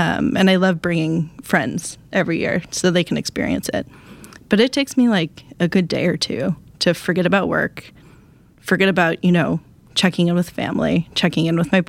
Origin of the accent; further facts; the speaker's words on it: Wisconsin, United States; I'm trying to think, I'm from Wisconsin.